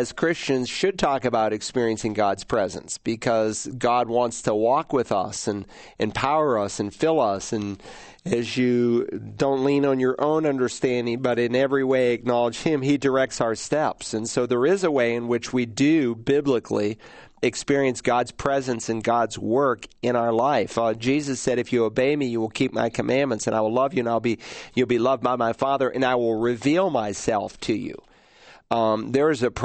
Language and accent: English; Worcester, Massachusetts, United States; moved away; also born or lived in Lowell, Massachusetts; Born in Lowell, but moved to Worcester when I was 2 weeks old, and spent a good portion of my early years there.